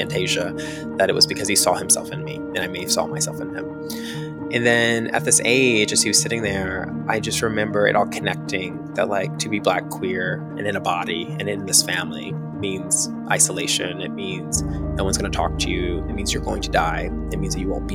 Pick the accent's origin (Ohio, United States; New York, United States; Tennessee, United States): Tennessee, United States; I'm from Tennessee. I'm from outside of Nashville. I grew up near the Tennessee-Kentucky border